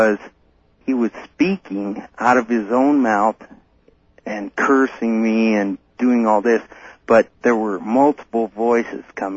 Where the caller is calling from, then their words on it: Denver, Colorado, United States; I'm calling from Denver